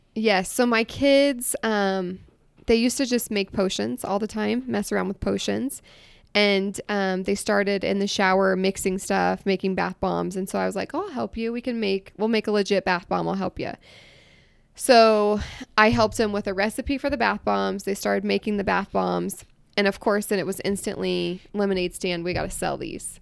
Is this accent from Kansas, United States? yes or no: no; Iowa, United States; moved away as an adult; now in Utah, United States; I grew up in Iowa